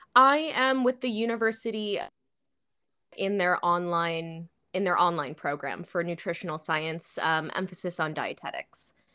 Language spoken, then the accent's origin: English; Chicago, Illinois, United States; moved away as an adult; also born or lived in Florida / Turkey; now in Shanghai, China; I'm from the Chicago area, like, you know, the suburbs around Chicago